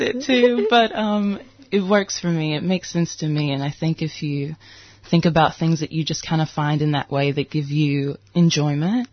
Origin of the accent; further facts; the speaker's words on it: United States; also born or lived in Detroit, Michigan / Mississippi; Growing up in Detroit